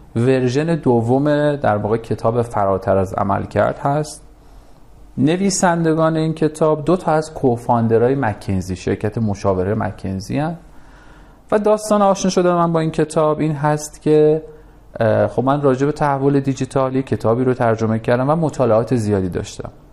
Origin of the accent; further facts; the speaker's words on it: Tehran, Tehran Province, Iran; پدر من کارش تراشکاری بود یه کارگاه صد متری توی نارمک داشت